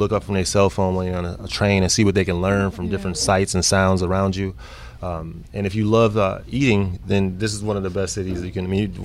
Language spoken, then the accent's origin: English; Waukegan, Illinois, United States; moved away as an adult; also born or lived in Libertyville, Illinois / Kenosha, Wisconsin / Nebraska; now in Chicago, United States; I was raised in Waukegan, Illinois.